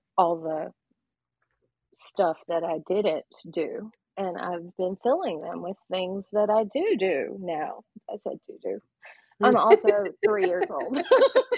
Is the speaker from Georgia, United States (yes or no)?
yes; South Georgia, United States; a girl growing up in South Georgia